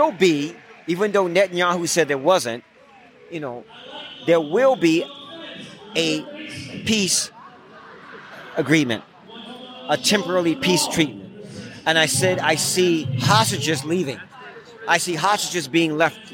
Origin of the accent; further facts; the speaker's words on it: California, United States; I was born and raised in California.